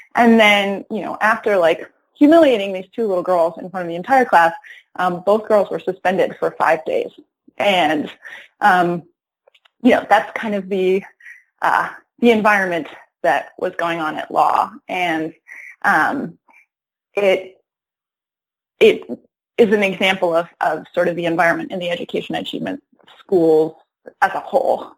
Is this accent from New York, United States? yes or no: yes; Rochester, New York, United States; also born or lived in Ithaca, New York; now in Detroit, United States; after I grew up in Rochester, then I my family moved to Ithaca